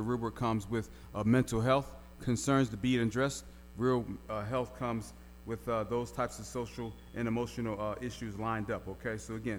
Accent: Philadelphia, Pennsylvania, United States; moved away; Y'all know that's my hometown, West Philly in the house.

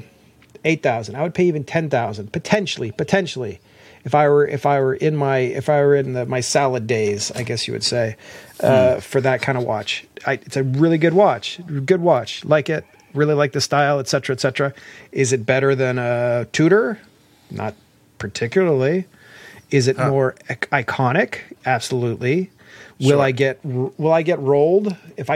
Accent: Columbus, Ohio, United States; moved away; I'm from Columbus

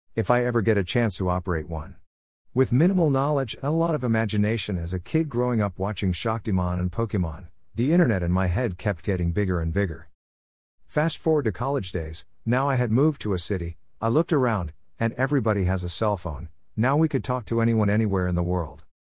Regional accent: Mumbai, Maharashtra, India; I was born and raised in Mumbai, city that never sleeps.

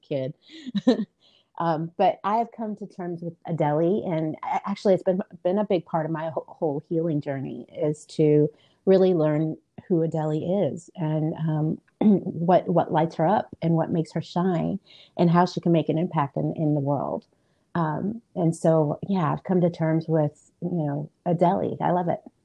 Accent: Illinois, United States; I was born in Illinois, and um, I am first generation American.

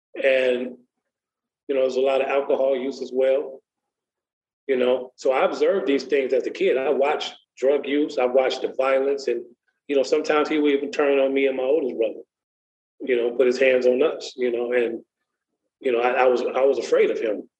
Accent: Waukegan, Illinois, United States; now in Lexington, United States; I grew up in Waukegan, Illinois, not too far from Chicago

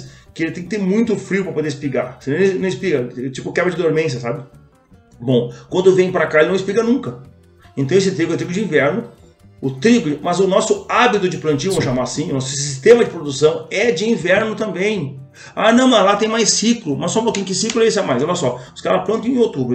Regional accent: Brazil; eu sou brasileiro, então torço por nós aqui

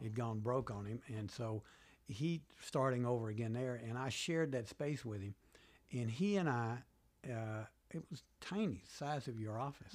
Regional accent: Birmingham, Alabama, United States; moved away as an adult; also born or lived in Virginia; now in Washington, D.C., United States; I grew up in Birmingham, Alabama

